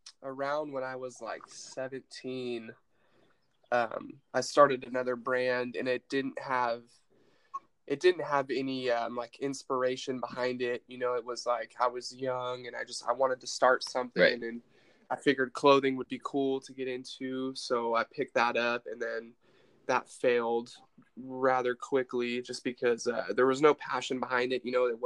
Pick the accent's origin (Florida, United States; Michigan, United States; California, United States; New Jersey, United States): California, United States; Santa Rosa; Yeah. Born and raised Santa Rosa, California.